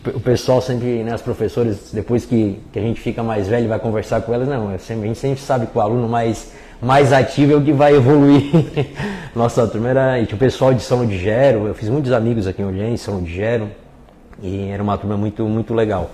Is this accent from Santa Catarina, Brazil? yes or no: yes; Lauro Müller, Santa Catarina, Brazil; also born or lived in Criciúma; eu digo que sou natural de Lauro Miller, mas o nascimento foi em Criciúma